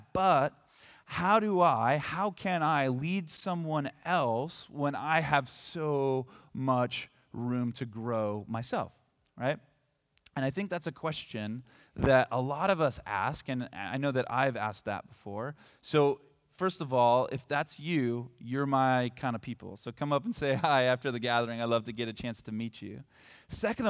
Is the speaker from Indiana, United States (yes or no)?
no; Hillsboro, Oregon, United States; moved away as an adult; now in Bend, United States; I grew up here. This is my hometown